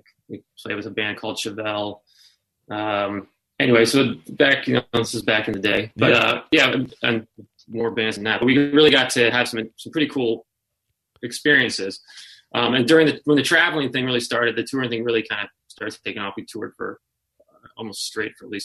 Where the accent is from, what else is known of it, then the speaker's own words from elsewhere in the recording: Denver, Colorado, United States; I grew up in Denver playing music